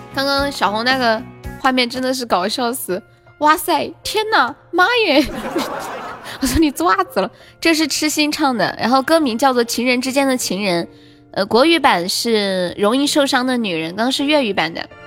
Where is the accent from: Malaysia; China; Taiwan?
China; Chengdu, Sichuan; 我是四川嘞